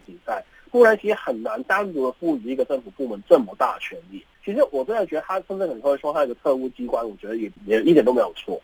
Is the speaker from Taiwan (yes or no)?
no; Hong Kong; 为什么我们香港人对I C A C还是有这样子的看法呢？